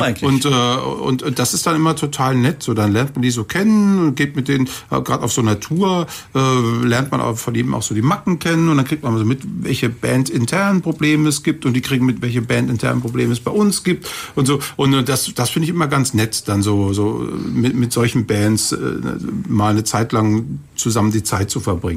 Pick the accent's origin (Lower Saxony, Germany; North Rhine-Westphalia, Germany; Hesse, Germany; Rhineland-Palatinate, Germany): Rhineland-Palatinate, Germany; Kaiserslautern; also born or lived in Cologne; Ich bin zwar gebürtiger Kölner, aber ich bin aufgewachsen in der Pfalz in Kaiserslautern